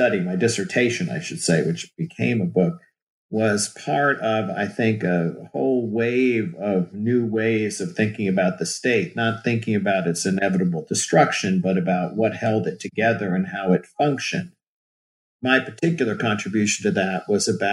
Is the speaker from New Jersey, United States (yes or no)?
yes; New Jersey, United States; moved away as an adult; also born or lived in Michigan; I'm originally from New Jersey